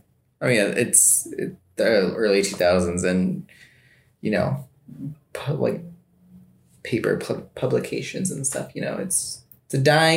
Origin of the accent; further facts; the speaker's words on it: United States; Of course, I'm an American.